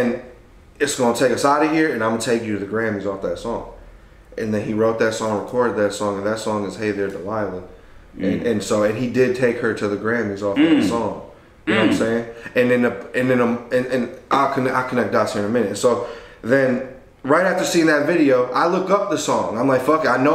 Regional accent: Detroit, Michigan, United States; also born or lived in Mexico; We was under the same crib in Southwest. Like, we all grew up together, the cousins

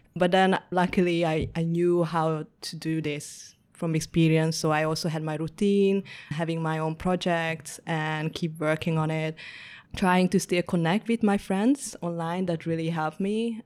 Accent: Budapest, Hungary; moved away as an adult; also born or lived in Amsterdam, Netherlands; now in Ho Chi Minh City, Vietnam; I was born in Budapest and grew up over there

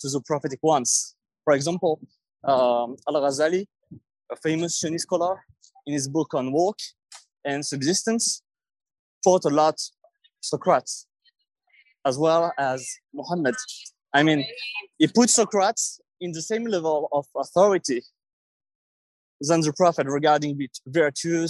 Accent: Paris, Île-de-France, France; English is a second language; from Paris.

